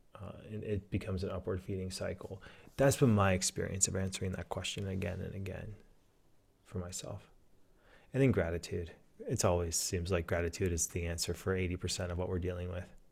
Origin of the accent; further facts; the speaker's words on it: Southwest Pennsylvania, United States; now in Oregon, United States; I grew up in Southwest Pennsylvania.